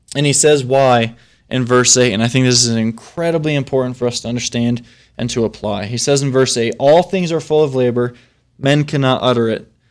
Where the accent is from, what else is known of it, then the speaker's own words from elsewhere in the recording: Flint, Michigan, United States; I'm from Flint, Michigan